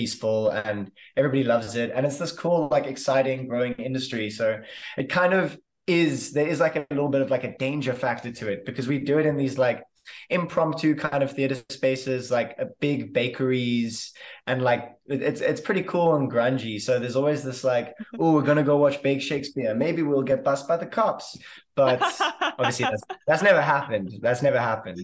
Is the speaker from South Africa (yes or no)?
yes; Cape Town, Western Cape, South Africa; I am an actor from Cape Town, South Africa.